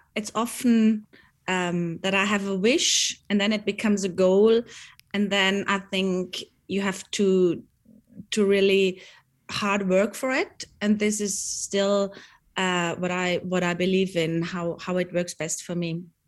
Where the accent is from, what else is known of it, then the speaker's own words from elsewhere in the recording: Bregenzerwald, Vorarlberg, Austria; we grew up here in the Bregenzer Wald